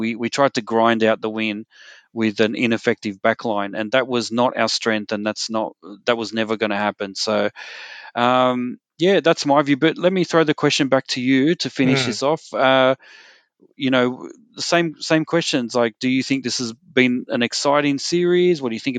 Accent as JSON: {"language": "English", "region": "Queensland", "country": "Australia", "said": "And look, overall, as a Queenslander, you might think that hasn't been very entertaining for me if I'm a Queenslander"}